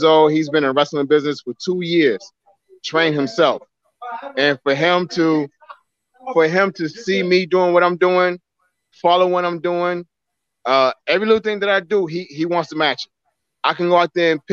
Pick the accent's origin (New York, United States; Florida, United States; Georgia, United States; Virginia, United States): New York, United States; New York City; moved away as an adult; also born or lived in New Jersey; now in North Carolina, United States; I grew up in Brownsville